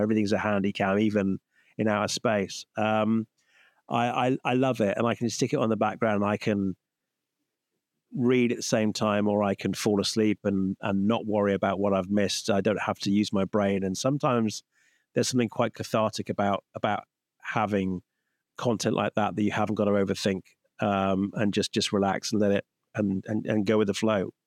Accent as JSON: {"language": "English", "country": "United Kingdom", "said": "as a Brit"}